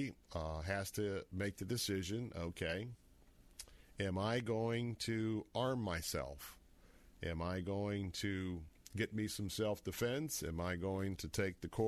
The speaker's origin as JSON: {"language": "English", "town": "Tampa", "region": "Florida", "country": "United States", "tie": "born or raised there", "said": "I grew up in North Tampa, kind of in the outer Carrollwood area, North Tampa area"}